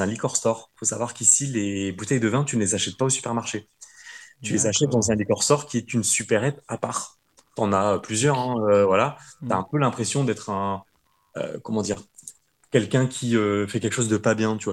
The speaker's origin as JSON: {"language": "French", "country": "France", "moved": "as an adult", "said": "en tant que bon petit français"}